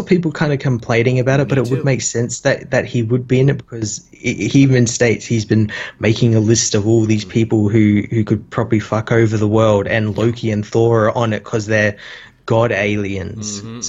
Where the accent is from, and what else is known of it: Australia